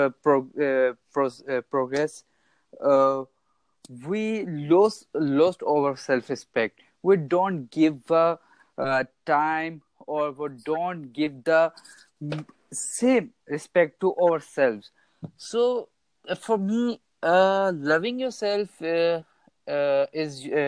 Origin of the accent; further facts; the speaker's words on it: Pakistan; I'm from Pakistan